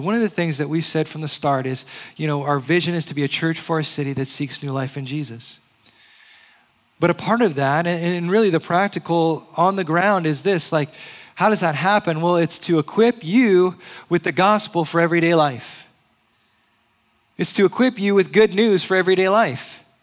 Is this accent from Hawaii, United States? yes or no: yes; Hawaii, United States; also born or lived in Indianapolis, Indiana / Georgia; now in San Diego, United States; I'm originally from Hawaii. I lived in Indianapolis. And then I lived in Georgia for a short time